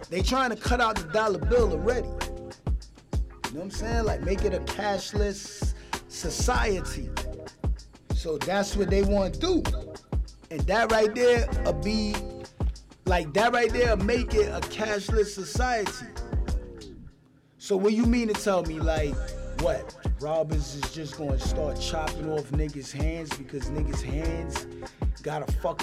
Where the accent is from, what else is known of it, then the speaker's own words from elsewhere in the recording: New York City, New York, United States; I'm from New York, right? Brooklyn.